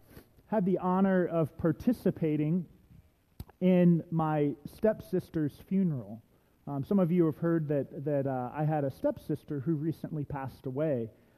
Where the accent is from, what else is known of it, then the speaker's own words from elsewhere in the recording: Columbus, Ohio, United States; Her funeral took place in the church that I grew up in Columbus, Ohio, Messiah Lutheran Church.